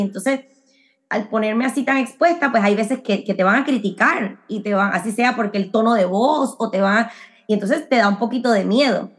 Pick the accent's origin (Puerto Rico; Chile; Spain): Puerto Rico; moved away as an adult; also born or lived in Medford, Massachusetts / Miami; now in Orlando, United States; yo nací en Puerto Rico, eh, pero como he mencionado antes, me crié eh, también como en una burbuja medio cubana, porque mi papá es cubano